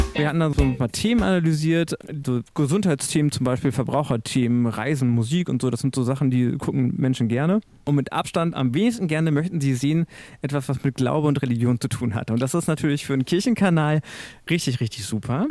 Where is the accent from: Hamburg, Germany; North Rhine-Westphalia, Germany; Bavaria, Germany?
North Rhine-Westphalia, Germany; Münsterland; now in Hannover, Germany; Ich komme aus dem Münsterland